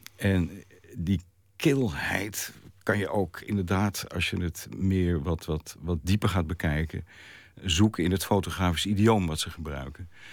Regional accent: Haarlem, North Holland, Netherlands; ik ben in Haarlem geboren

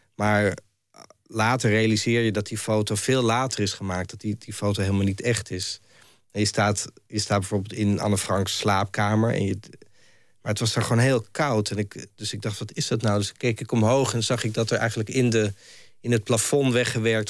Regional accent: Amsterdam, North Holland, Netherlands; ik kom uit Amsterdam, ik ben daar geboren en ik heb er ja, veel gewoond.

